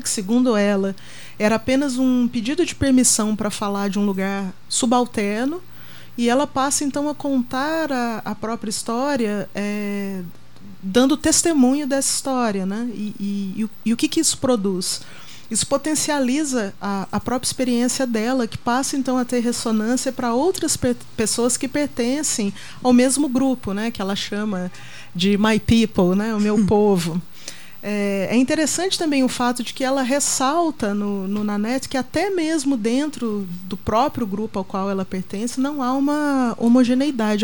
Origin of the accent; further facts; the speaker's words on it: Minas Gerais, Brazil; moved away as an adult; now in São Paulo, Brazil; eu vim de Minas